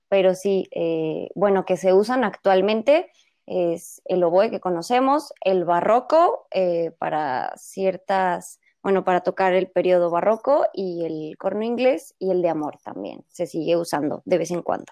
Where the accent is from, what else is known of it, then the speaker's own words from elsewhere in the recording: Guadalajara, Jalisco, Mexico; todos somos tapatíos